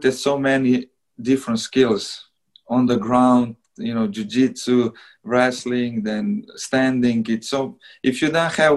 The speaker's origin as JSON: {"language": "English", "country": "Slovenia", "moved": "yes", "said": "I'm from Slovenia, it's only 2 million people"}